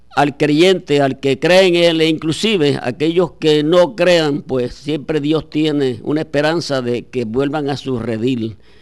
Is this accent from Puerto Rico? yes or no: yes; Aguada, Puerto Rico; escuelas de mi pueblo de Aguada